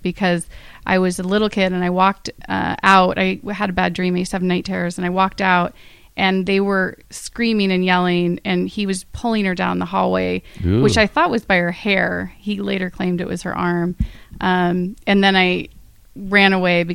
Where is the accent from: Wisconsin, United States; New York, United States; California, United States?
California, United States; Northern; now in West Hollywood, United States; my brother and I are 18 months apart. We grew up in Northern California